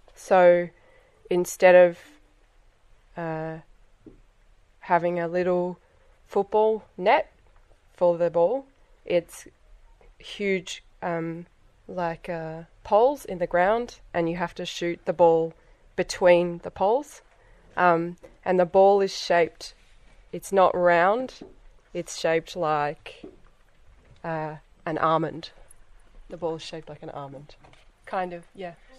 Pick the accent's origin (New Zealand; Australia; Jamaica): Australia; now in Scotland, United Kingdom; I'm from Australia and I live in Scotland and I'm visiting France for the weekend